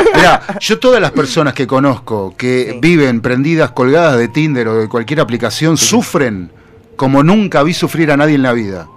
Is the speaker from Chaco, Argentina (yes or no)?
no; Villa Adelina, Buenos Aires, Argentina; Villa de Lina, mi tierra